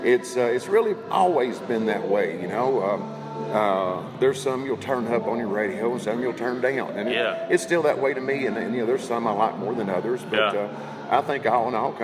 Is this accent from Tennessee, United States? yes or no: yes; Chattanooga, Tennessee, United States; also born or lived in Kennesaw, Georgia; I'm from Chattanooga.